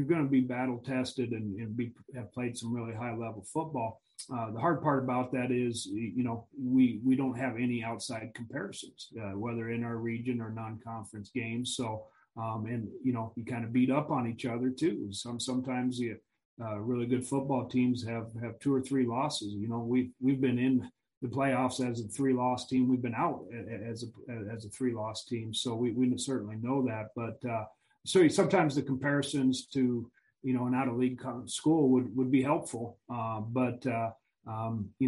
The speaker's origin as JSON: {"language": "English", "region": "Missouri", "country": "United States", "tie": "born or raised there", "said": "I grew up in Missouri"}